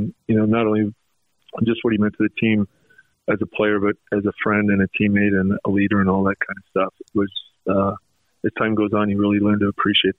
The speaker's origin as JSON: {"language": "English", "town": "North Salt Lake", "region": "Utah", "country": "United States", "tie": "born or raised there", "also_born_or_lived": "Bountiful", "said": "You know, I grew up in North Salt Lake or Bountiful, and he was a man, and he was a legend, all that stuff."}